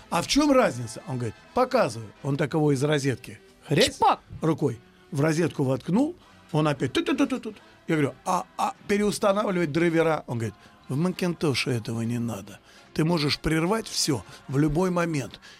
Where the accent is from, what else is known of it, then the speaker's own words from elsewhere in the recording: Russia; мы русские люди